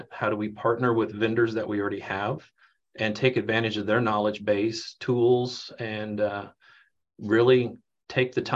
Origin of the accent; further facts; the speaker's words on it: Leavenworth, Kansas, United States; I'm a born and raised in Leavenworth, went to school in the district that I work